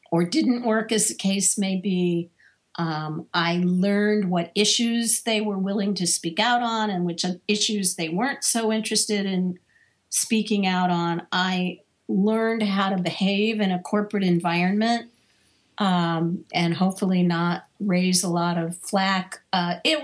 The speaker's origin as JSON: {"language": "English", "town": "Washington", "region": "District of Columbia", "country": "United States", "tie": "born or raised there", "also_born_or_lived": "Chicago", "moved": "as an adult", "said": "I moved from Washington, D.C., where I had grown up and was working, to Chicago"}